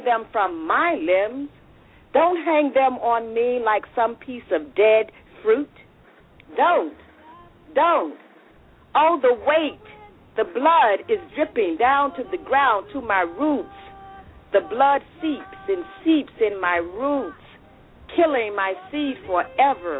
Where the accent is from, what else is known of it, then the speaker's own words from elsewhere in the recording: the South, United States; I'm a Southerner from the South myself